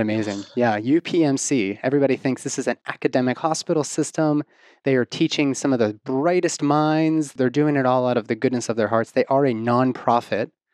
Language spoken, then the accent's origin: English; Pittsburgh, Pennsylvania, United States; moved away; also born or lived in Bethel Park, Pennsylvania; my hometown of Pittsburgh